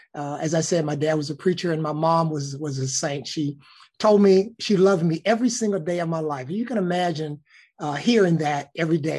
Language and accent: English; Birmingham, Alabama, United States; moved away as an adult; I started a local TV station in my hometown of Birmingham, Alabama, for five years